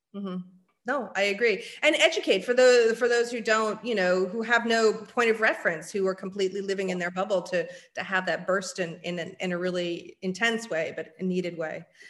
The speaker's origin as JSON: {"language": "English", "town": "San Francisco", "region": "California", "country": "United States", "tie": "born or raised there", "said": "I'm born and raised in San Francisco"}